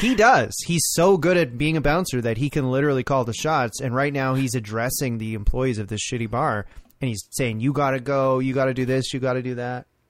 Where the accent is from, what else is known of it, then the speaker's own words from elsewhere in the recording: Orangeville, Ontario, Canada; I grew up in Orangeville, like near Orangeville